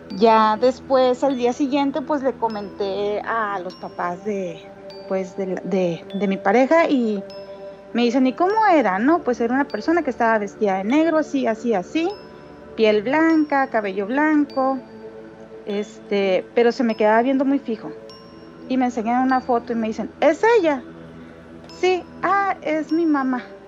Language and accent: Spanish; Mexicali, Baja California, Mexico; soy de aquí de Mexicali